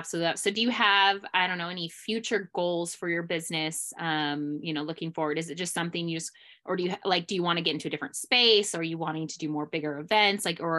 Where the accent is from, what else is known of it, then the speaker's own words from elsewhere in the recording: Idaho, United States; Yes, we're proud when we're from Idaho.